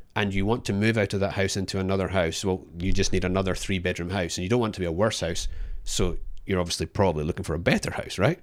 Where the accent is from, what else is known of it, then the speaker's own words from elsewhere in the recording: Scotland, United Kingdom; now in Australia; I'm Scottish